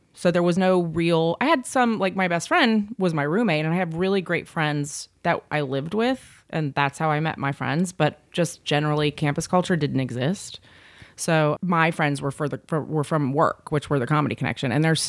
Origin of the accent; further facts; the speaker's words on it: the South, United States; I grew up in the South, but I went to college in Boston and then had always planned on staying out there